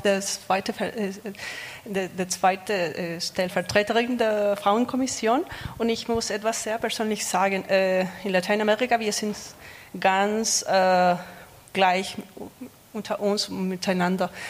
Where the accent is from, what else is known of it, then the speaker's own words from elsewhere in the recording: Chile; German is a second language; moved away as an adult; now in Freiburg, Germany; ich komme aus Chile und ich bin seit fünf Jahren hier in Freiburg in Deutschland